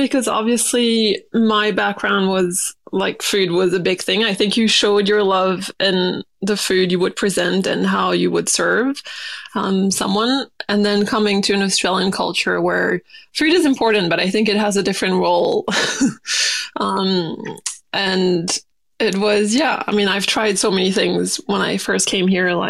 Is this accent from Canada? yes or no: no; New Caledonia; And I grew up in New Caledonia, so it's a French island, so French base as well